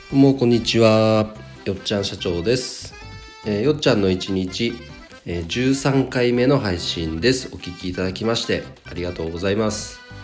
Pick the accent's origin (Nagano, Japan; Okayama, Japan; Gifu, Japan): Nagano, Japan; 地元長野県の花屋さんで約7年お仕事させていただきました